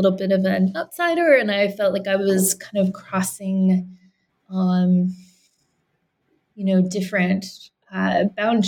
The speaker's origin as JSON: {"language": "English", "country": "Canada", "tie": "born or raised there", "moved": "yes", "said": "I grew up in Canada"}